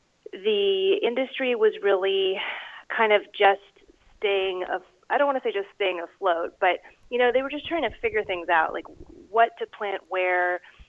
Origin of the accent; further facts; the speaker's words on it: Seattle, Washington, United States; I grew up in Seattle, where I believe you're based.